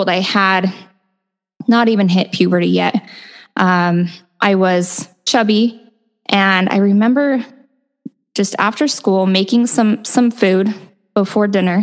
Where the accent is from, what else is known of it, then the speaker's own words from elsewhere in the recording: Utah, United States; I grew up in Utah, so born and raised in a very typical Utah Mormon family